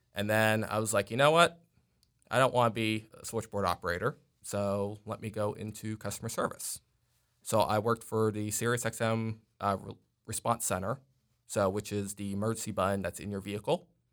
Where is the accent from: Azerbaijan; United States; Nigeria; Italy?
United States; New York City, New York; now in Texas, United States; I'm originally from, uh, Staten Island, New York, but I actually been here in Texas since two thousand eight.